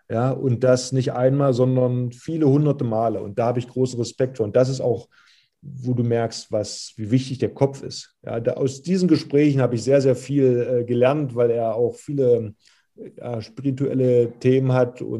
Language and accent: German; Magdeburg, Saxony-Anhalt, Germany; moved away as an adult; now in Kiel, Germany; Ich bin ja gebürtiger Magdeburger, war zu der Zeit Kapitän, Führungsspieler in der Mannschaft.